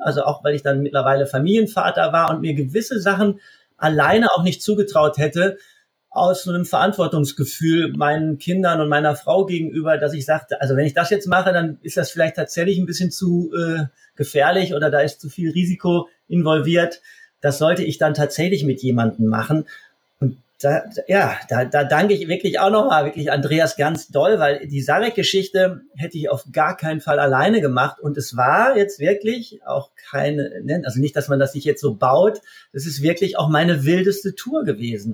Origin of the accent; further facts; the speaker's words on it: Essen, North Rhine-Westphalia, Germany; moved away as an adult; also born or lived in Munich; ich bin aus Essen, bin aus dem Ruhrgebiet, als ich dann weggegangen bin nach München